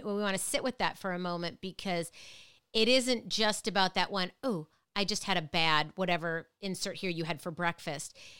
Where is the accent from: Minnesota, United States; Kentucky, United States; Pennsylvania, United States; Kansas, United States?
Minnesota, United States; now in Connecticut, United States; Growing up in Minnesota